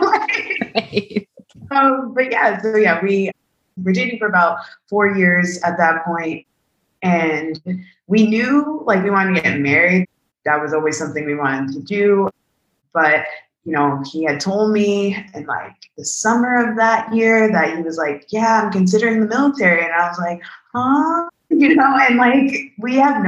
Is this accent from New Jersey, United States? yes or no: yes; New Jersey, United States; moved away as an adult; now in Aviano, Italy; I'm from New Jersey